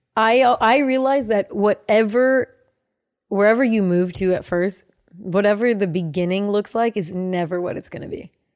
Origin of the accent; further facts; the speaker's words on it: the Bay Area, California, United States; I grew up in the Bay. We would go to San Francisco